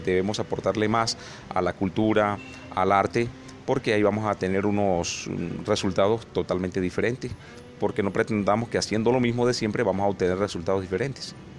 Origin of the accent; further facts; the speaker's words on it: Colombia; moved away as an adult; now in Norte de Santander, Colombia; viví, nací en la Sierra Nevada de Santa Marta, al lado de unos resguardos indígenas